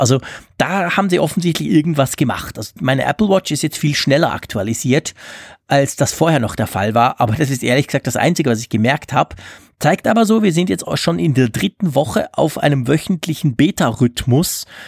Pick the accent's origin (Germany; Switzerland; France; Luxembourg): Switzerland